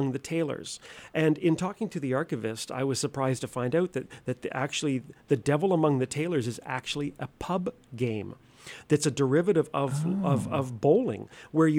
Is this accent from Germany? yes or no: no; Nova Scotia, Canada; moved away; I'm originally from Nova Scotia